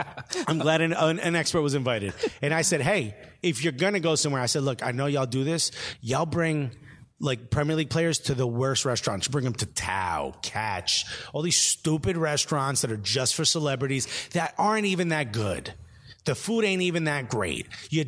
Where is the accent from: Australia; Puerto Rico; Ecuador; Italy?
Italy; now in Norwich, United Kingdom; Yeah, I'm in Norwich. I'm in Norwich, fam. I'm from Italy.